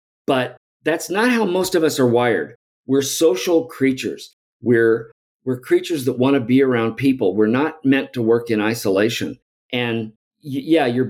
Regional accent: Alton, Illinois, United States; I grew up outside of St. Louis from Alton, Illinois.

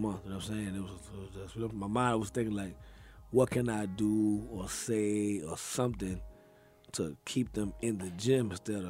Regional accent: Charleston, South Carolina, United States; also born or lived in Queens, New York; I grew up in South Carolina, Charleston.

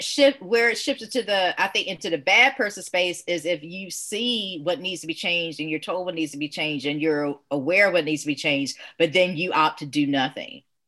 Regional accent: the South, United States; also born or lived in Augusta; someone who is born and raised in the South, particularly like during the 70s and the 80s

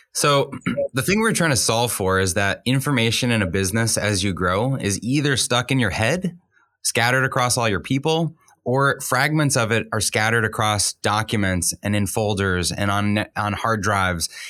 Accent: Boston, Massachusetts, United States; I grew up in the Boston area

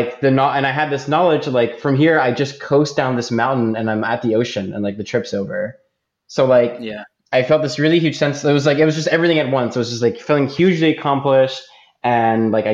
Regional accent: Philadelphia, Pennsylvania, United States; moved away as an adult; also born or lived in Michigan; now in Vancouver, Canada; I was born in Philadelphia

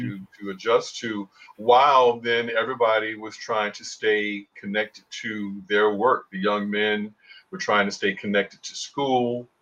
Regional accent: Chicago, Illinois, United States; moved away; the guys I grew up with on the South Side of Chicago

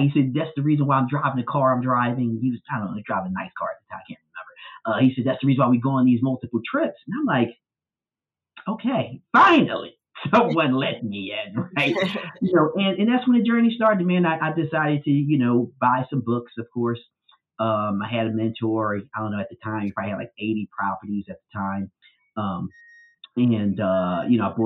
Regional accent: Philadelphia, Pennsylvania, United States; growing up in North Philadelphia

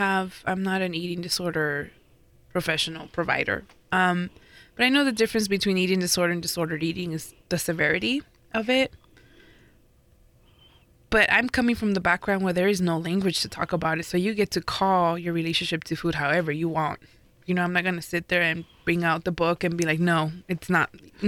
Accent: Riverside, California, United States; I grew up in Riverside where there was a DIY punk scene

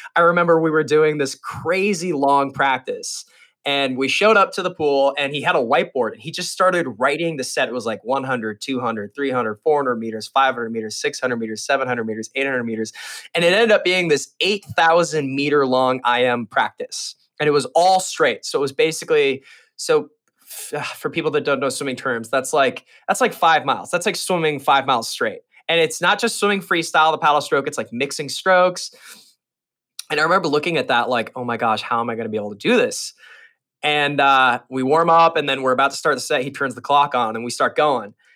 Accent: Las Vegas, Nevada, United States; I grew up in Las Vegas, uh, swimming for the Sandpipers

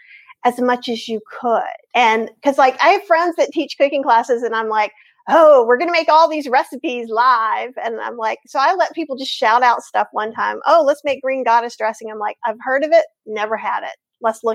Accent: North Carolina, United States; I'm from North Carolina. I grew up here. I am Southern.

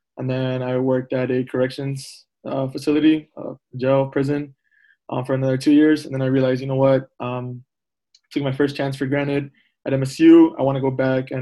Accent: Palmview, Texas, United States; moved away as an adult; also born or lived in Michigan; I'm from Palm View, Texas, the Valley

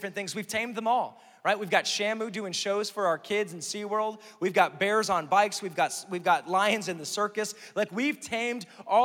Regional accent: Pennsylvania, United States; moved away as an adult; now in Oklahoma, United States; I'm from Pennsylvania. I moved here, right? And I've been here for like 11 years now

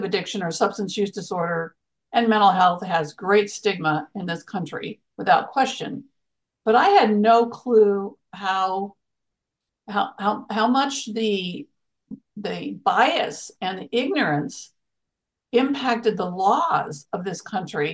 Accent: Arizona, United States; I grew up in Arizona.

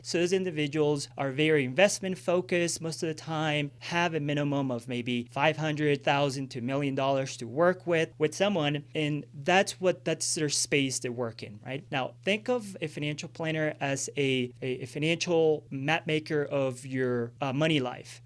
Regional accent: Villavicencio, Meta, Colombia; moved away; I grew up in Colombia when I was eighty, grew up in Villavicencio, uh, Los Llanos Orientales

